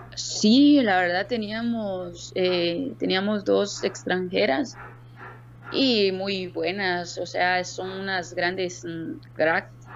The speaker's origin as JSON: {"language": "Spanish", "town": "Zapotitlán", "region": "Jutiapa", "country": "Guatemala", "tie": "born or raised there", "said": "yo soy originaria de un municipio Zapotitlán, Jutiapa. No soy de mero Jutiapa, entonces con orgullo digo, soy de Zapotitlán"}